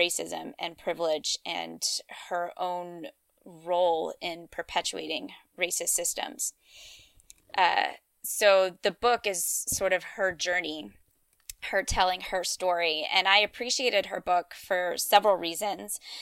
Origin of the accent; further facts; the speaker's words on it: Louisiana and Georgia, the South, United States; I grew up in Louisiana and Georgia